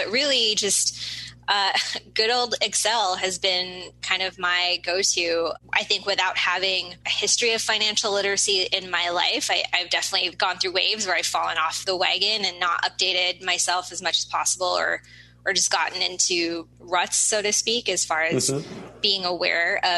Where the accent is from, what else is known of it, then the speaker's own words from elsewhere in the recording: Seattle, Washington, United States; I was born and raised here in the Seattle area